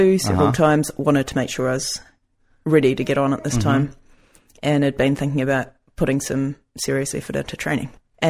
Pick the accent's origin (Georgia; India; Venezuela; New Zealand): New Zealand; also born or lived in Germany; now in Grand Junction, United States; I grew up in New Zealand, but I'm not true born and bred purely New Zealand.